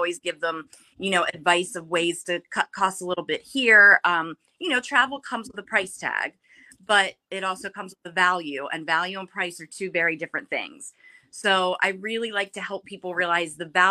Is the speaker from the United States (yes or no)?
yes; Baltimore, Maryland, United States; now in Dover, United States; I grew up in Baltimore in the Parkville area.